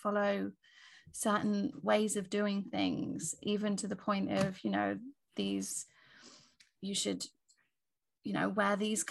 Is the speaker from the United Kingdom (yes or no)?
yes; England, United Kingdom; I was born in England